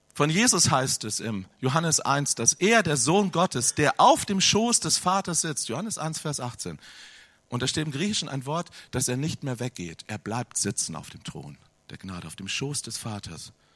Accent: Hanover, Lower Saxony, Germany; Ich komme aus Hannover.

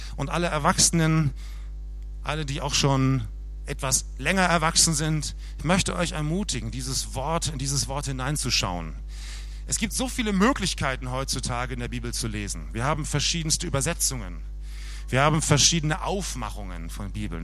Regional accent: Germany; bei uns in Deutschland

